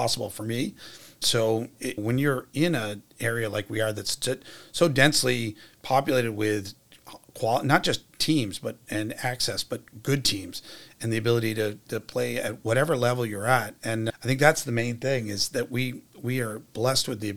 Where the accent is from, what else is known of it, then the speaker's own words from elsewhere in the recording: Washington, District of Columbia, United States; moved away as an adult; now in Worcester, United States; I'm from Washington, D.C. When I was growing up